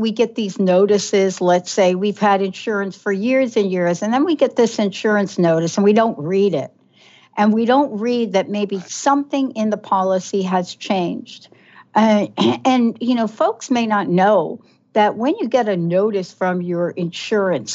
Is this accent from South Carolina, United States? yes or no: no; New Jersey, United States; my experience growing up in New Jersey